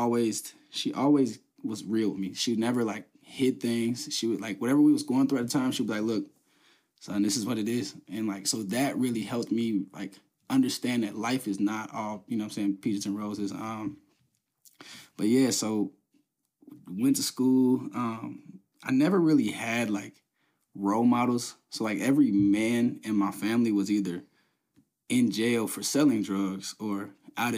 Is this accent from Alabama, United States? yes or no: no; Covington, Kentucky, United States; I'm from Covington. I was born in Covington.